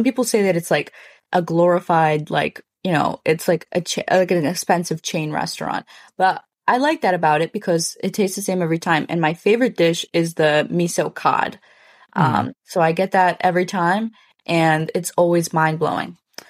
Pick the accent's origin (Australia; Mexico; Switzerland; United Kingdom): Mexico; And I feel like we shouldn't reveal that we're from Mexico.